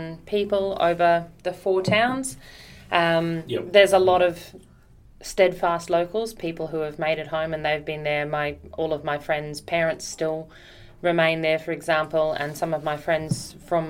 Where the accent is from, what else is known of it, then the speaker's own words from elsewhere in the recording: Sapphire, Queensland, Australia; also born or lived in Rockhampton, Australia; now in Queenstown, New Zealand; where I grew up was a little place called Sapphire